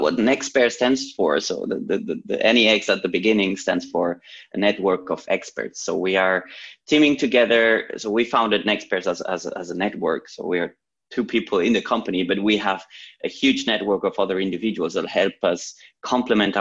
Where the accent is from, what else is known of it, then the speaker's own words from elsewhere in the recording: Barcelona, Catalonia, Spain; moved away as an adult; now in Zurich, Switzerland; So I'm originally from Barcelona, but many years ago I moved to Switzerland for my studies